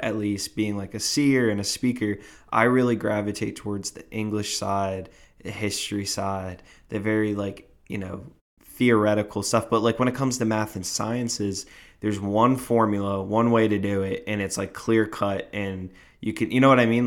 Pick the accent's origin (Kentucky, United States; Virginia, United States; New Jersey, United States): New Jersey, United States; I am from Jersey